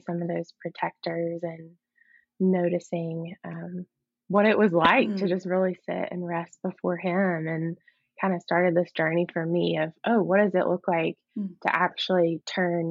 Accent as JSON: {"language": "English", "region": "Mississippi", "country": "United States", "also_born_or_lived": "Texas", "moved": "as an adult", "said": "So I moved to Texas from Mississippi, which was kind of a big move for me. I had never lived out of Mississippi before"}